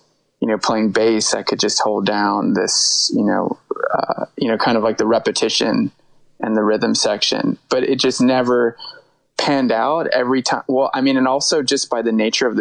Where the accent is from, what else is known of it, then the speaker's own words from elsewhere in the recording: New Brunswick, New Jersey, United States; moved away as an adult; also born or lived in New York City / Burlington, Vermont; I grew up like near New Brunswick in central New Jersey